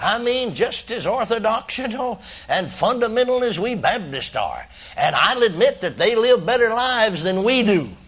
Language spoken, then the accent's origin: English; McKinney, Texas, United States; my hometown of McKinney, Texas